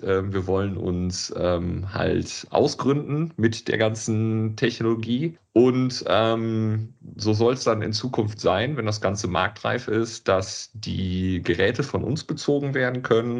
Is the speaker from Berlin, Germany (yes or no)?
no; Cologne, North Rhine-Westphalia, Germany; wir sind äh, Kölner